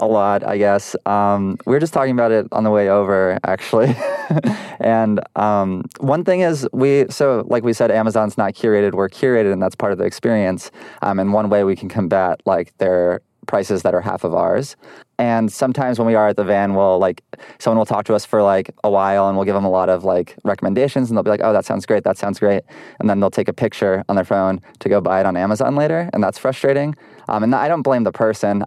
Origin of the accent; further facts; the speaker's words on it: Providence, Rhode Island, United States; now in Los Angeles, United States; I'm from Providence.